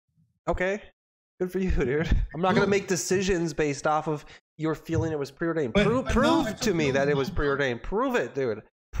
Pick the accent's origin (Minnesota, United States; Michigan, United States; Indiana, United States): Minnesota, United States; I am a Minnesotan. I'm a Minnesotan, and I'm currently in Nashville, Tennessee. I was just here for the week.